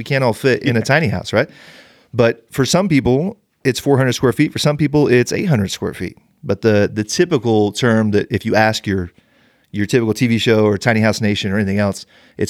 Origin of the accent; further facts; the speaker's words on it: Bakersfield, California, United States; moved away as an adult; I grew up an hour and a half north of LA in Bakersfield. Okay. So I am an LA sports guy. Those are my teams. I've lived up here. I came up here to go to the Y, and I've been up here for 16 years.